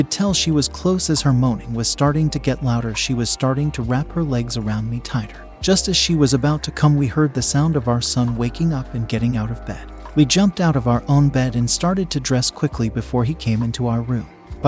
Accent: Pakistan; now in United Kingdom; We had an arrangement back in my home country of Pakistan, and she moved to the UK to live with me after a few months of waiting for her visa. We are from a small village in Pakistan

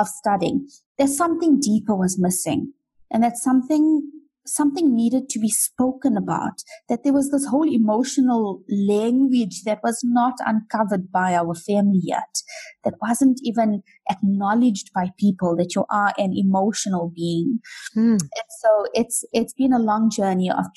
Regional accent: South Africa; I was born here and raised here

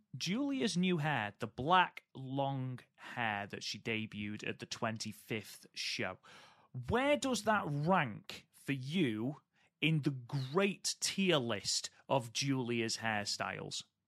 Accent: United Kingdom; I'm British.

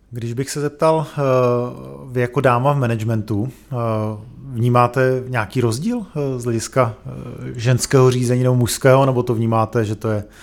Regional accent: Prague, Czechia; born there; narodili jsme se v Praze

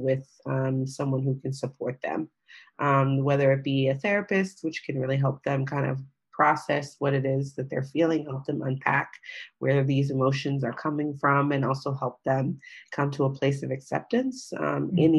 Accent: United States; I'm African-American

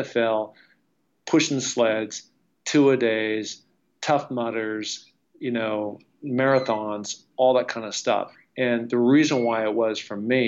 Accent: Seattle, Washington, United States; born or raised there

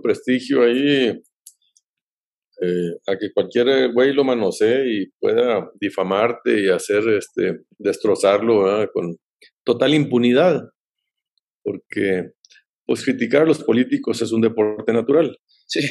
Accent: Mexico

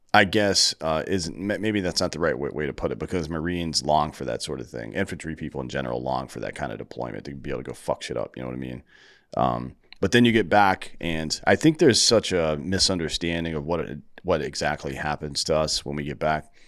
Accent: Greenville, United States; now in Austin, United States; I'm also from Greenville

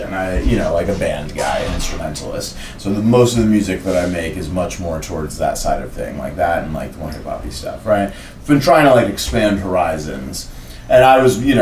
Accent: Oakland, California, United States; what I grew up around in Oakland

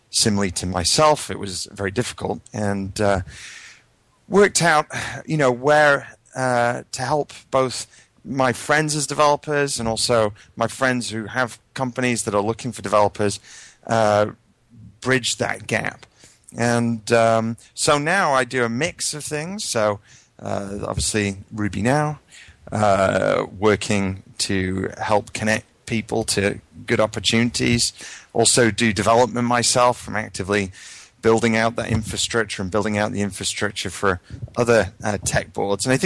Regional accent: United Kingdom; moved away as an adult; now in United States

